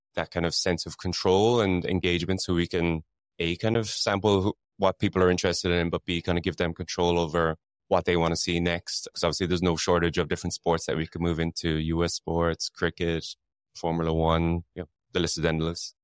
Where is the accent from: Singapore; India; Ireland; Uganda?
Ireland; now in London, United Kingdom; I'm Irish, so we say soccer as well